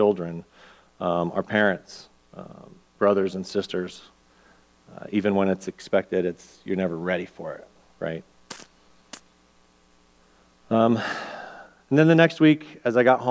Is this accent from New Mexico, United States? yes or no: yes; Albuquerque, New Mexico, United States; moved away; my hometown's Albuquerque